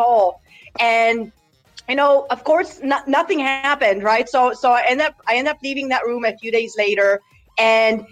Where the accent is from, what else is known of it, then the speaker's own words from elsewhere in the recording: United States; also born or lived in Poland; I was born and raised in Poland, moved to America at 8 years old